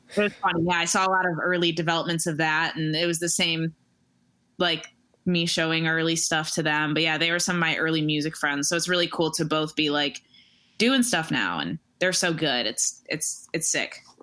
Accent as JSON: {"language": "English", "town": "Royal Oak", "region": "Michigan", "country": "United States", "tie": "born or raised there", "also_born_or_lived": "Troy, Michigan", "moved": "as an adult", "lives_now": "Chicago, United States", "said": "I grew up in uh, in the Metro Detroit area, uh, in like Royal Oak and Troy"}